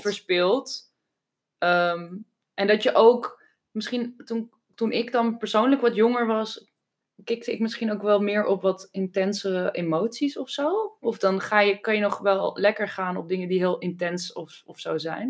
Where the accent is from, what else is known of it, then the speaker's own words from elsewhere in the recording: Amsterdam, North Holland, Netherlands; toen ik opgroeide woonde in Amsterdam, iedereen in een sociale huurwoning